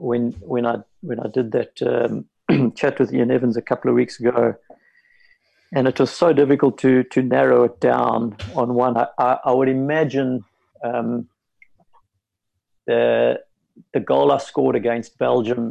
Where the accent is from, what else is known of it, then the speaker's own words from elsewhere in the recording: South Africa; as a South African hockey coach